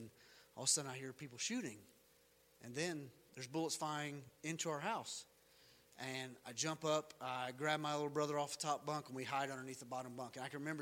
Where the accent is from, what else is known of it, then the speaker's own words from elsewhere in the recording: North Carolina, United States; We lived in North Carolina